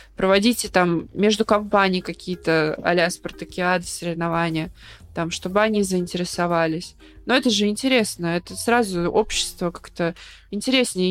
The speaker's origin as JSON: {"language": "Russian", "town": "Volgograd", "region": "Volgograd Oblast", "country": "Russia", "said": "я обычная девчонка из Волгограда"}